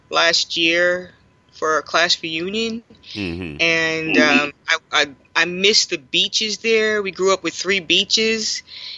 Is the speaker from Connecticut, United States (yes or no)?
yes; Stamford, Connecticut, United States; moved away as an adult; now in Chattanooga, United States; I was born in Stamford, Connecticut